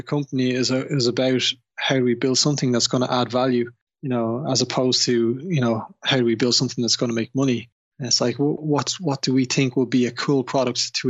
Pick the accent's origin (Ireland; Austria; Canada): Ireland; Dublin, Leinster; now in London, United Kingdom; I was born and raised in Dublin